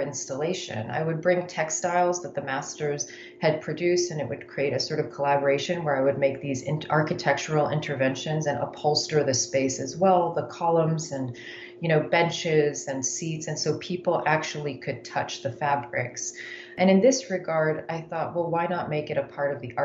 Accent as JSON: {"language": "English", "country": "Yemen", "tie": "born or raised there", "also_born_or_lived": "United States", "moved": "yes", "said": "I grew up in Yemen"}